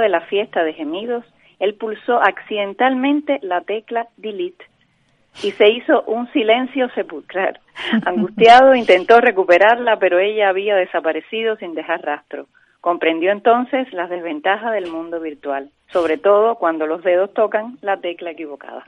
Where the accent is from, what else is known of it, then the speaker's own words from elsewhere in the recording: Cuba; now in Canary Islands, Spain; el pueblo donde yo nací, un pueblito en el el Macondo cubano, en el sur de La Habana